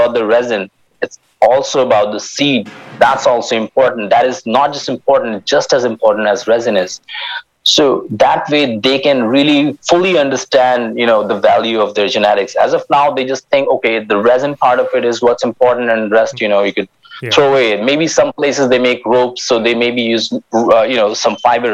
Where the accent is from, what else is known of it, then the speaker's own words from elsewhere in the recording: Himalayas, India; we're constructing a library in the Himalayas at around like 2,400 meters, and that's in my hometown